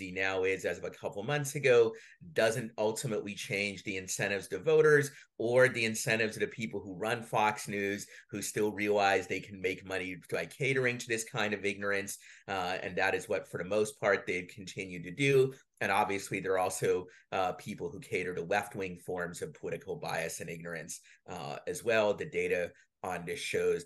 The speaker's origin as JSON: {"language": "English", "region": "Saint Petersburg", "country": "Russia", "moved": "yes", "lives_now": "United States", "said": "I'm from the former Soviet Union, though in my case from Russia, from St. Petersburg."}